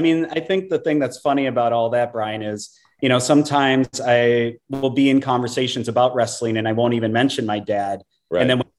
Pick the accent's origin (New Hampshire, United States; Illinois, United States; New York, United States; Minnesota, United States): Minnesota, United States; White Bear Lake; born or raised there; moved away as an adult; also born or lived in St. Paul, Minnesota / North Carolina / Brooklyn Park, Minnesota / Austin, Texas